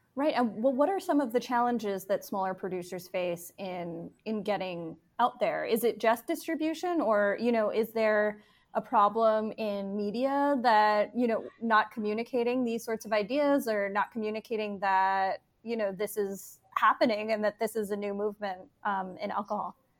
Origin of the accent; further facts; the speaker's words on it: New York, United States; moved away; I am from New York and, and had been living and writing there for a long time